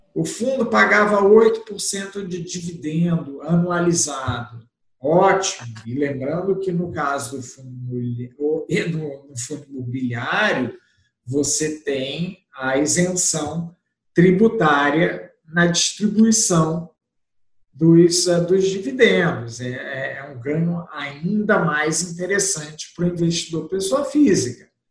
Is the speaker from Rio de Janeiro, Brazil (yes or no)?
yes; Rio de Janeiro, Brazil; accent: carioca (implied); o sotaque não vai negar, eu comecei no Rio de Janeiro em 1990